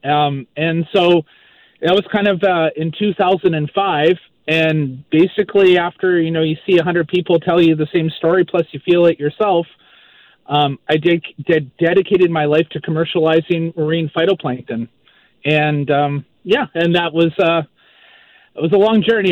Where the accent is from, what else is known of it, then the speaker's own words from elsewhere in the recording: Maple Ridge, British Columbia, Canada; moved away as an adult; also born or lived in Vancouver Island; now in Moncton, Canada; I'm originally from Maple Ridge, BC, grew up in Maple Ridge, and um, I now live in Moncton, New Brunswick